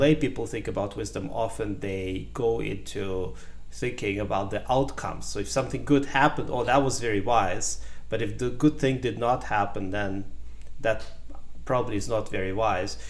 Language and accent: English; Ukraine; English is a second language; also born or lived in Germany / United States; now in Canada; I was born in Ukraine in a small village. Um, I grew up in partially in Ukraine, and in the 90s, my family moved to Germany